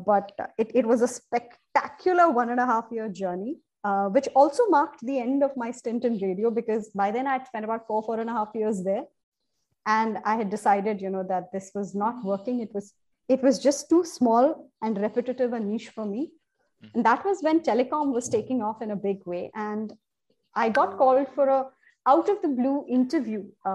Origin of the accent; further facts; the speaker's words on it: Kerala, India; now in Mumbai, India; I was born and brought up in Kerala